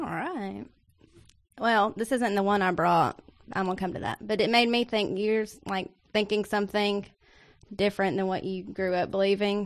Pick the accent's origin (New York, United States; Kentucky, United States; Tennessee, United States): Tennessee, United States; Nashville; I'm from Nash Vegas